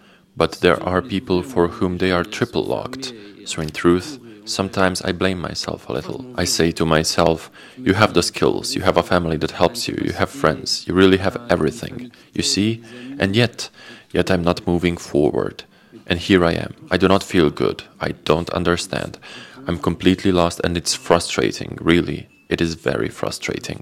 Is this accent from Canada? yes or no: no; Slovenia; Valentina and me here in Slovenia.